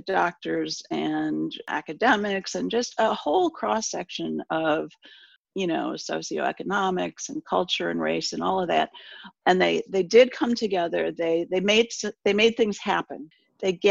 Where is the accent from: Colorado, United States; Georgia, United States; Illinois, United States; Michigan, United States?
Michigan, United States; moved away; I am from Michigan. I grew up in Michigan.